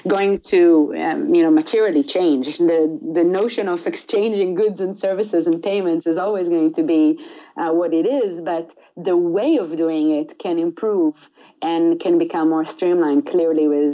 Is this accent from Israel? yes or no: yes; Israel; moved away as an adult; also born or lived in Italy; now in United States; I grew up in Israel. I was born in a small village in Israel